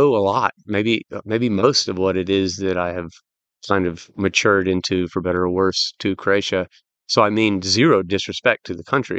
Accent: United States; I'm an American

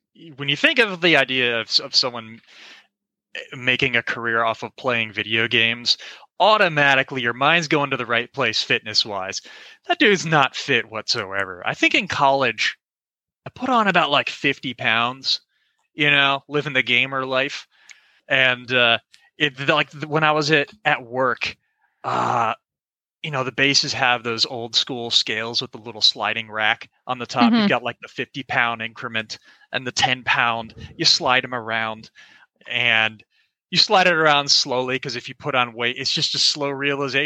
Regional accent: Orlando, Florida, United States; So I'm from Orlando, Florida. Grew up there my whole life.

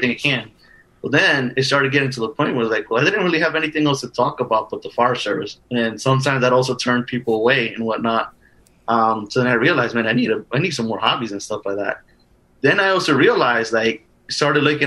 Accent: Union City, New Jersey, United States; I grew up in New Jersey

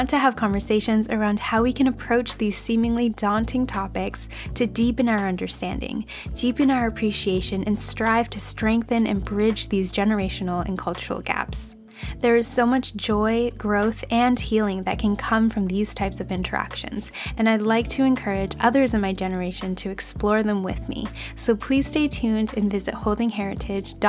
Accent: Canada; I was born and raised here in Canada

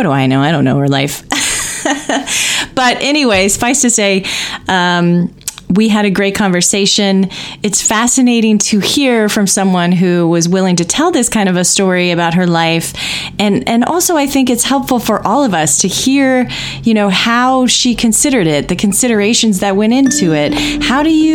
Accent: Indiana, United States; now in Bay Area, United States; I'm growing up in Indiana.

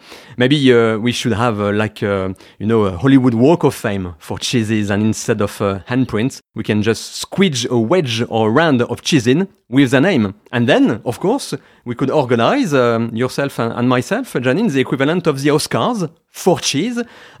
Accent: France; English is a second language; moved away as an adult; now in United Kingdom; a Frenchman living in the UK. Yes, I left my native country as well, like you did, Janine, quite a long time ago

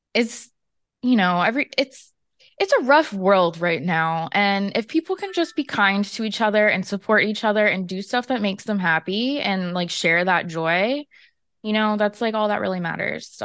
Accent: Florida, United States; I'm from Florida

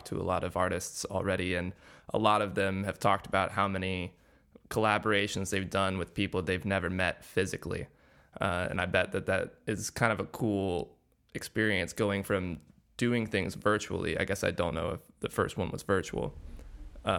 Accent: Smyrna, Georgia, United States; now in Los Angeles, United States; I'm from Smyrna, Georgia

